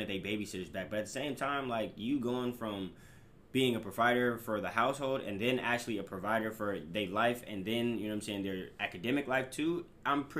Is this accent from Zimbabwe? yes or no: no; Orange County, California, United States; also born or lived in Compton; I'm from Orange County